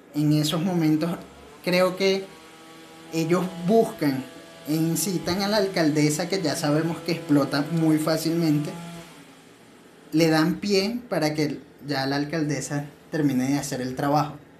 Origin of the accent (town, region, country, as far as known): Venezuela; moved away